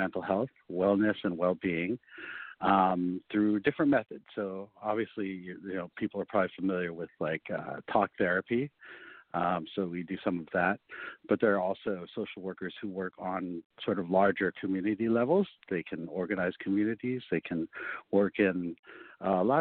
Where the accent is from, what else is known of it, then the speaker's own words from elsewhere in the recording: California, United States; also born or lived in Hong Kong; I grew up here in wonderful California.